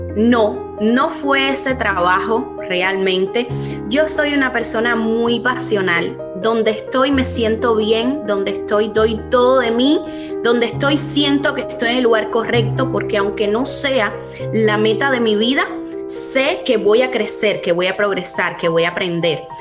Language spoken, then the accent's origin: Spanish; Cuba; moved away as an adult; now in United States; que somos cubanas